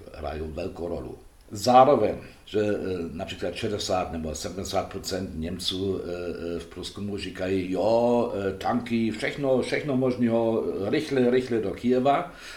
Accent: Germany; Czech is a second language; já jako Němec

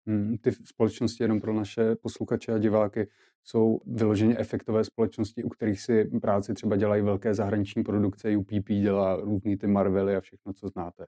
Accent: Czechia; jako Češi

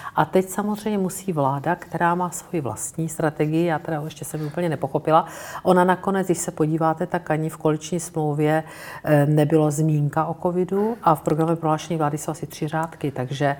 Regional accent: Brno, South Moravian Region, Czechia; já jsem z Brna

